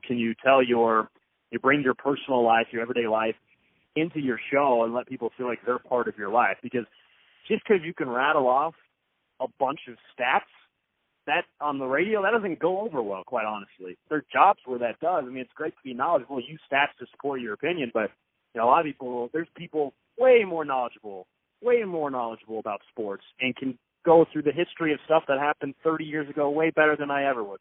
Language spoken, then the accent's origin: English; Kansas City, Missouri, United States; moved away as an adult; also born or lived in Lawrence, Kansas; now in Boise, United States; I'm from Kansas City, grew up in Kansas City, and up until moving out here to Boise, I mean, that's where I've lived my entire life prior